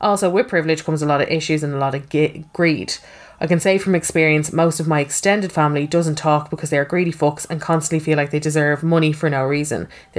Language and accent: English; Finglas, Leinster, Ireland; I grew up in Finglas, happy childhood, thought my life was the same as everybody else's.